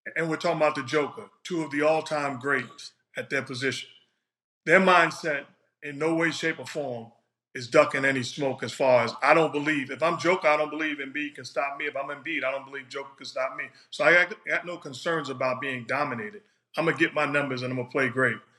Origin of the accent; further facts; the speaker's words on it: New York City, New York, United States; I'm from New York City.